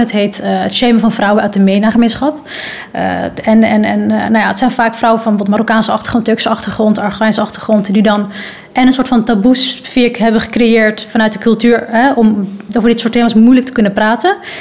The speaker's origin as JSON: {"language": "Dutch", "country": "Netherlands", "said": "ik kom van Nederland"}